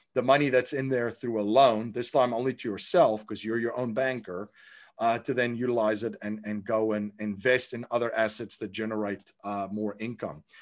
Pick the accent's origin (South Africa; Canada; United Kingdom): South Africa; I grew up in South Africa